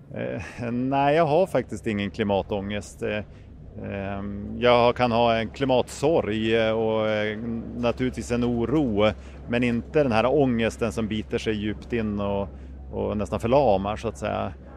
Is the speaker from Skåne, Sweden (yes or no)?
no; Umeå, Västerbotten County, Sweden; jag kommer från Umeå